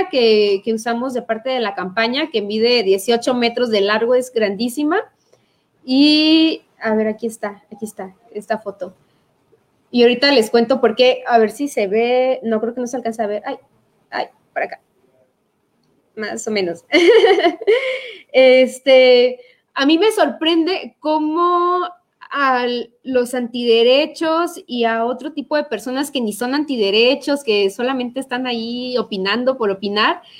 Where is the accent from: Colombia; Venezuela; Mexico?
Mexico; Chiapa de Corzo, Chiapas; now in San Cristóbal de las Casas, Mexico; Yo soy chapacorseña, estoy ahorita viviendo en San Cristóbal, pero soy de Chiapa de Corso